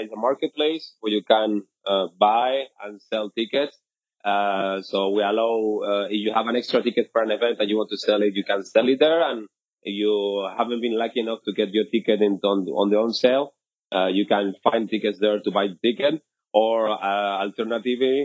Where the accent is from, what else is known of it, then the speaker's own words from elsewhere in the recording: Bilbao, Basque Country, Spain; moved away as an adult; my hometown in Bilbao in the north of Spain